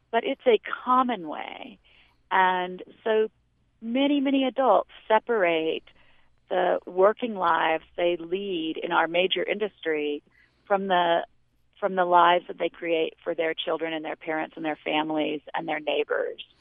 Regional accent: Pacific Northwest, United States; I grew up in the Pacific Northwest. My family's mostly West Coast

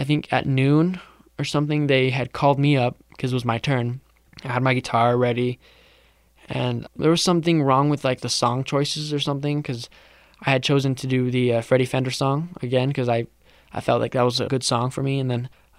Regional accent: Albuquerque, New Mexico, United States; first language Spanish; English is a second language; I was born and raised in the South Valley

